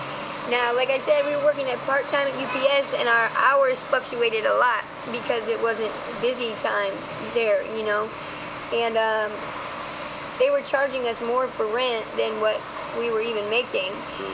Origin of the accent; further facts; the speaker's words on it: Ohio, United States; now in San Francisco, United States; No, I'm originally from Ohio.